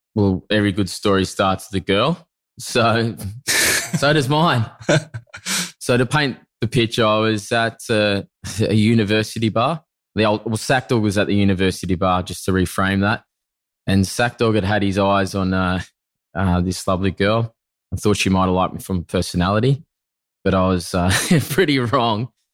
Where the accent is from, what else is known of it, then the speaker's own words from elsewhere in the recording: Narromine, New South Wales, Australia; now in Bondi, Australia; originally a country boy from country New South Wales. From those that don't know, it's a town called Narromine